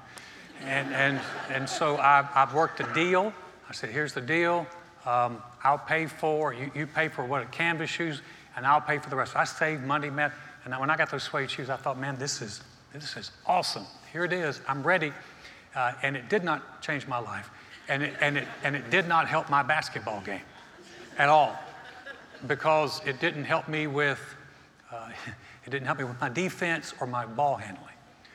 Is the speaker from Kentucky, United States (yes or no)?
no; North Carolina, United States; I grew up in North Carolina, North Carolina is a basketball state.